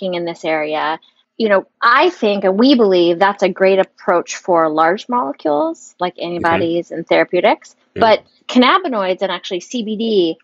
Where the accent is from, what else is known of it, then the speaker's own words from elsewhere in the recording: Big Island of Hawaii, United States; I'm from the Big Island of Hawaii.